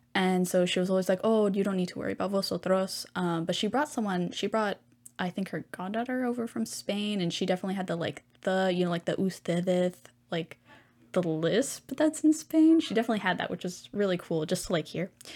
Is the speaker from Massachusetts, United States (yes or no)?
no; Houston, Texas, United States; I was from Hu, like, in Houston, so I am stationed in Texas